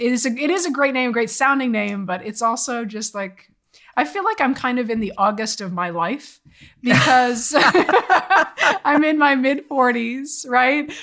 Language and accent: English; Boston, Massachusetts, United States; I'm from Boston area